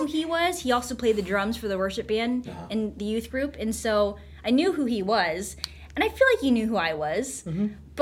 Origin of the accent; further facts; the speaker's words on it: Stafford, United States; also born or lived in South Korea; I grew up, me, my mom, and my dad, I'm an only child, and grew up in Stafford